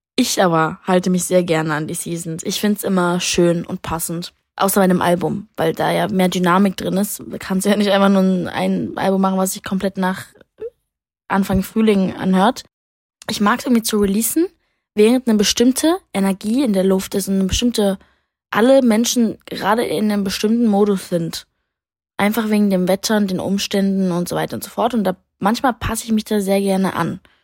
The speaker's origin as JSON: {"language": "German", "region": "Berlin", "country": "Germany", "said": "als Berlinerin"}